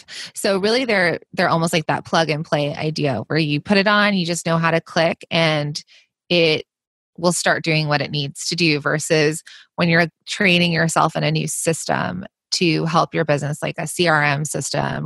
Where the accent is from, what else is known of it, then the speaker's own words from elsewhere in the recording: Los Angeles, California, United States; also born or lived in New York / New Jersey; I'm from Los Angeles, and I go between Los Angeles and the East Coast, like New York and New Jersey